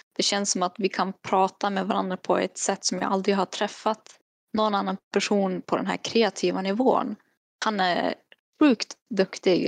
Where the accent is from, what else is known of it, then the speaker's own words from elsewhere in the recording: Kiruna, Norrbotten County, Sweden; now in Västerbotten, Sweden; jag kommer ju ändå från Kiruna så att jag kan ju fortfarande prata med Filmpool Nord om jag vill det. Eller Film i Västerbotten vart jag bor nu.